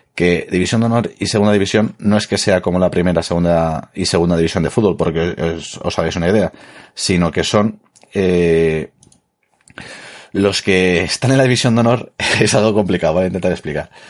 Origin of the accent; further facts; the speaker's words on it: Madrid, Community of Madrid, Spain; yo soy de Madrid